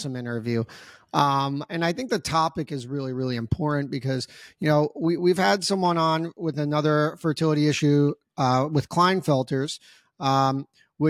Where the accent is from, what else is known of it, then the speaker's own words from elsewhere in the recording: United States; also born or lived in New Jersey / New York; growing up in New Jersey and New York, I listened to Boomer and Carton in the morning growing up